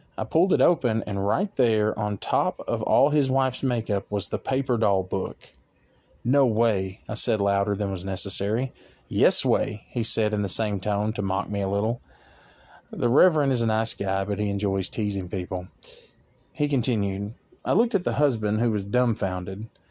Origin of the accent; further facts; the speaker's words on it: Arkansas, United States; my home state of Arkansas